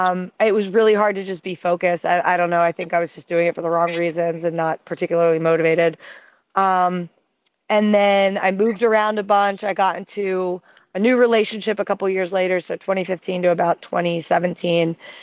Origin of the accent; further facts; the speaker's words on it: Philadelphia, Pennsylvania, United States; moved away as an adult; also born or lived in Western Massachusetts / Spain; now in Boston, United States; I'm originally from Philadelphia. I went to Smith College out in Western Massachusetts.